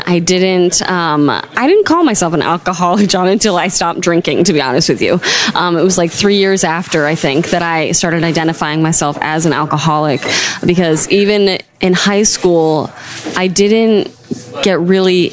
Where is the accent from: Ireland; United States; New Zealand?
United States; Severna Park, Maryland; also born or lived in Annapolis, Maryland; I like to call myself local, and that's because I grew up in Severna Park